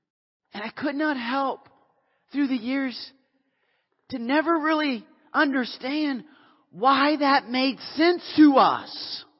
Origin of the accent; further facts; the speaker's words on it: Canada; I was in the South. I'm Canadian.